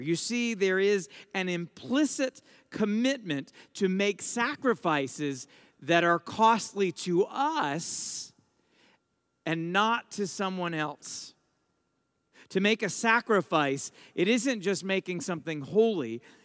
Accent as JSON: {"language": "English", "country": "United States", "said": "I'm an American, I'm a priest"}